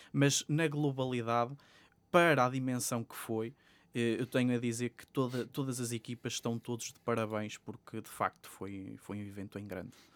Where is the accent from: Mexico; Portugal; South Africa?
Portugal; Sabrosa, Norte; moved away as an adult; now in Porto, Portugal; eu estive a frequentar eh, o ensino secundário numa escola em, Trás-os-Montes, que é, que é de onde eu sou natural, de, em Sabrosa, Vila Real